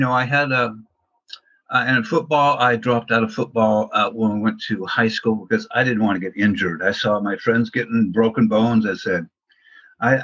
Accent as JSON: {"language": "English", "town": "Portland", "region": "Oregon", "country": "United States", "tie": "born or raised there", "said": "I grew up in Portland, Oregon"}